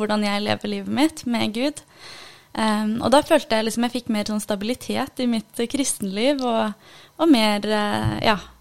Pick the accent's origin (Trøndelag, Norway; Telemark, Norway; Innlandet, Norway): Telemark, Norway; Ulefoss; er opprinnelig fra Iran, men er født og oppvokst i Norge. På en liten plass som heter Ulefoss.